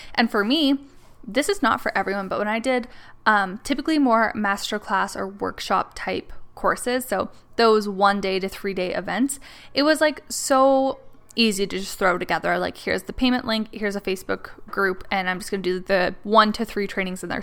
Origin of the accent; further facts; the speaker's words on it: Canada; I'm from Canada